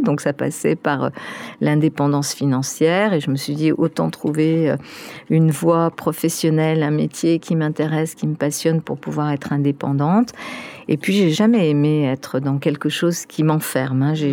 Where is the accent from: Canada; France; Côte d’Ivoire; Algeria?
France; first language Spanish and French; also born or lived in Spain; now in Paris, France; comme je suis arrivée à deux ans et demi, euh, pour moi, c'était apprendre le français en même temps que j'étais en train d'apprendre aussi euh, ma langue maternelle, mmh. l'espagnol